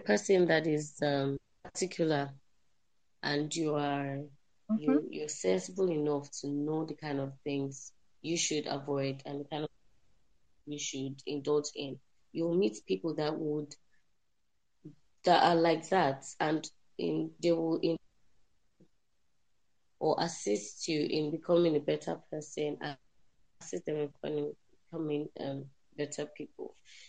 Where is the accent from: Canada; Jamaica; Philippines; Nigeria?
Nigeria; Kano, Kano State; moved away as an adult; also born or lived in Zaria; I'm based in Kano, born and raised in Kano State.